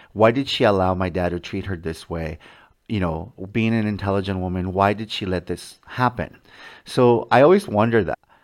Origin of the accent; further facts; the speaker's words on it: Mexico; moved away; when I was a child growing up in Mexico with my mom and my dad